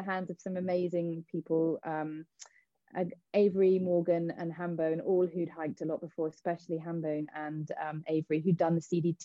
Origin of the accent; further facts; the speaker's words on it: Cornwall, South West England, United Kingdom; me being Cornish